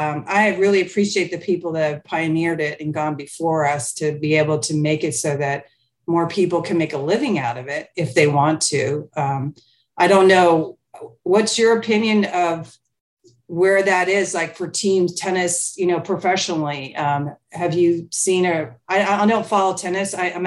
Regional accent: United Kingdom; I went to Germany. I went to Mexico. I'm from Europe. I'm from the UK.

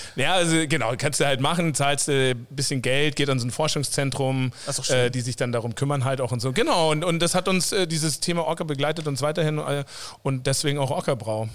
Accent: south of Munich, Bavaria, Germany; moved away as an adult; also born or lived in Coburg / Vancouver; ich selber bin eigentlich äh, aus dem Süden von München, da aufgewachsen

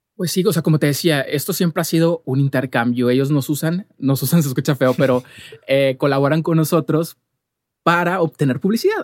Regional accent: Monterrey, Nuevo León, Mexico; yo soy de Monterrey

